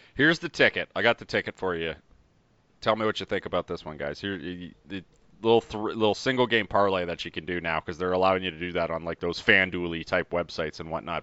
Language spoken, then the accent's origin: English; Canada; we are Canadian up here